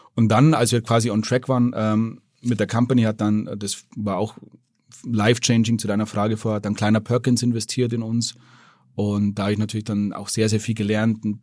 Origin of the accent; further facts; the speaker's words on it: Germany; als Deutscher